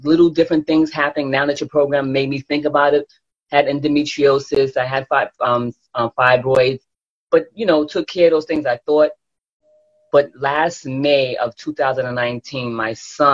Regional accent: New York City, New York, United States; I'm from Brooklyn, New York. Probably sound like it too

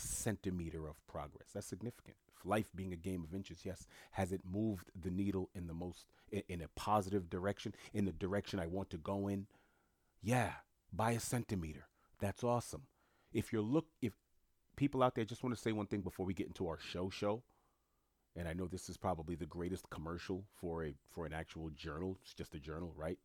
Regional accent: New York City, New York, United States; also born or lived in Italy; I'm born and raised in Queens

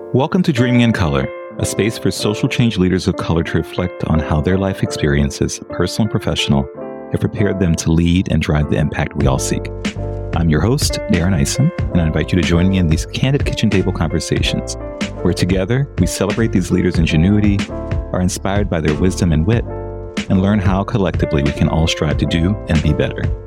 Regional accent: New Orleans, Louisiana, United States; I'm from New Orleans

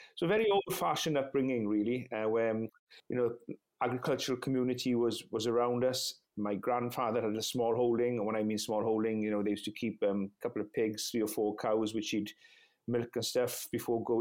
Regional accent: West Wales, United Kingdom; first language Welsh; English is a second language; I was brought up in West Wales back in the 1970s.

